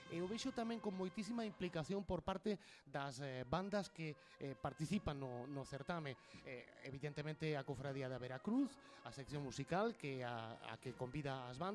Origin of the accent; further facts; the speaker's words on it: Santiago de Compostela, Galicia, Spain; ese sentimento de fervor por Compostela, pola miña cidade